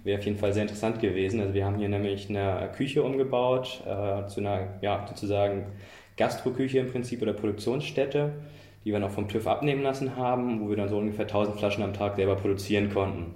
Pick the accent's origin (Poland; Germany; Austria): Germany; moved away as an adult; now in Braunschweig, Germany; ich komme eben aus der Nähe von Hamburg